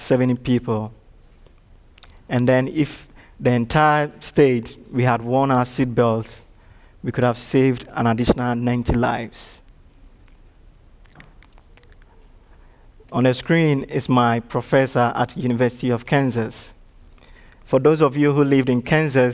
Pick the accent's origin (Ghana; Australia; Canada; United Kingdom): Ghana; Ashanti; English is a second language; now in Chattanooga, United States; in my home country, I come from one of the dominant tribes, the Ashanti tribe